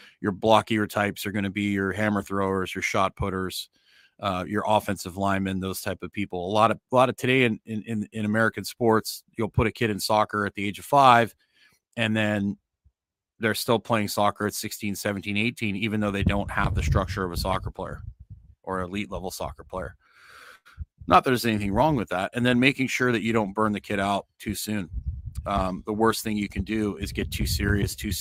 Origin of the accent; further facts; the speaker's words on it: Canada; moved away as an adult; now in Nicaragua; I'm Canadian as well